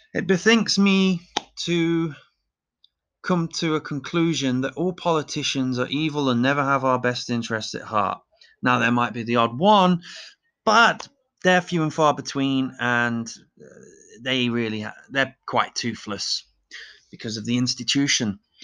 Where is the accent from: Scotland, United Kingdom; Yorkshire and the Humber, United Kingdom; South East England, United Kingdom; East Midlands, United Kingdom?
East Midlands, United Kingdom; Leicester; moved away; also born or lived in Dusseldorf; my hometown of Leicester